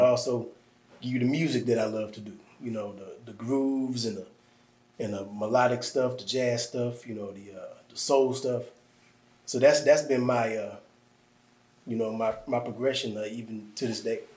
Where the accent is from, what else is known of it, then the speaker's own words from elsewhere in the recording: Midwest, United States; moved away; I'm from the Midwest